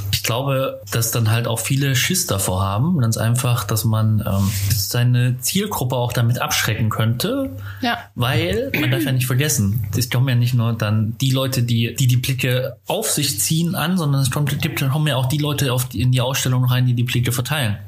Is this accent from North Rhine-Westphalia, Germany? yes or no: no; Zwickau, Saxony, Germany; moved away as an adult; now in Cologne, Germany; ich bin äh, geboren in Zwickau